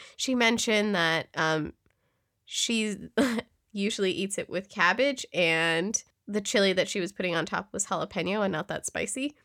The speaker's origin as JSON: {"language": "English", "area": "Yolo County", "region": "California", "country": "United States", "tie": "born or raised there", "said": "I grew up in YOLO"}